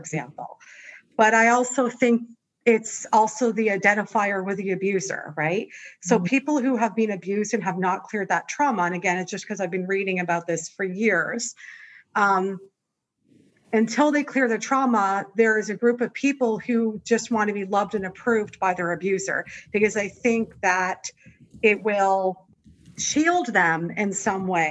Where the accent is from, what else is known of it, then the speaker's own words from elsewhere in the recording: Canada; moved away as an adult; now in Los Angeles, United States; I'm Canadian